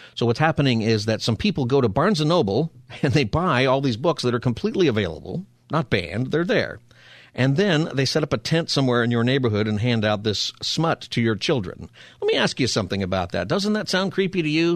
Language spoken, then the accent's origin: English; Palmdale, California, United States; I'm from Palmdale, which is a great place to be from